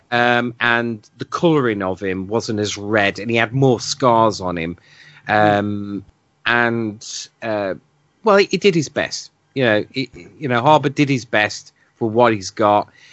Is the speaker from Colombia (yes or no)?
no; United Kingdom; being a Brit